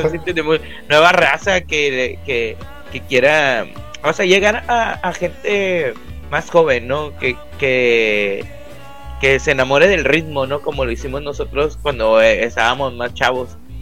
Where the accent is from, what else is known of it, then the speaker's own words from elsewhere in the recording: Monterrey, Nuevo León, Mexico; accent: regio; soy regio